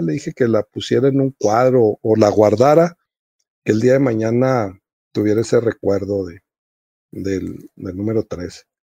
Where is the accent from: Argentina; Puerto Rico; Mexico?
Mexico; Nuevo Casas Grandes, Chihuahua; also born or lived in Ciudad Juárez; aquí en, en mi tierra